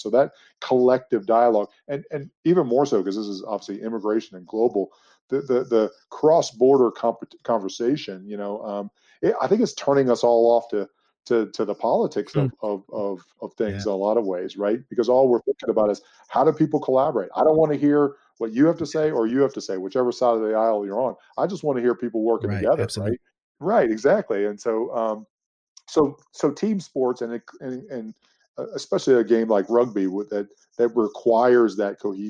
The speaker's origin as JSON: {"language": "English", "country": "United States", "said": "as an American people, we're becoming more diverse and more international"}